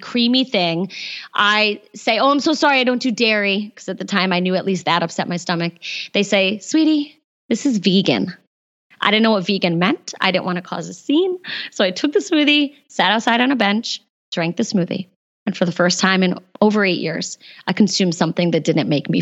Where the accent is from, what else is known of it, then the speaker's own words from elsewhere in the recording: East Coast, United States; I grew up on the East Coast